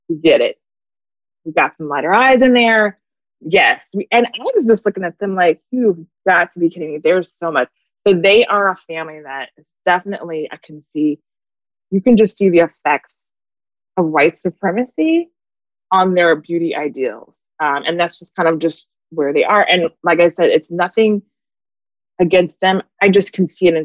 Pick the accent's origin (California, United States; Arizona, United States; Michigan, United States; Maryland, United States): Arizona, United States; Phoenix; moved away; also born or lived in Florida / Atlanta; I grew up in Phoenix, so I was around white kids and Mexicans